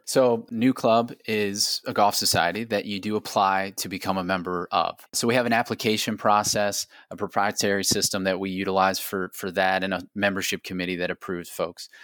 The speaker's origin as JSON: {"language": "English", "town": "Akron", "region": "Ohio", "country": "United States", "tie": "born or raised there", "also_born_or_lived": "Ireland", "said": "playing for the University of Akron Zips in Akron, Ohio, my hometown"}